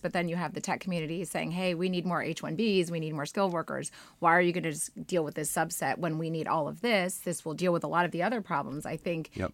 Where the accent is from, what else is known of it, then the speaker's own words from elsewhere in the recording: United States; as an American